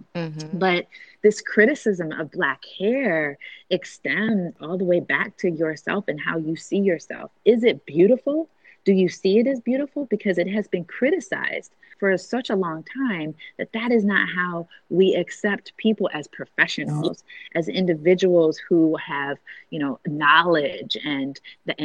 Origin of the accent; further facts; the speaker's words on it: Fostoria, Ohio, United States; I was raised in Fostoria, Ohio.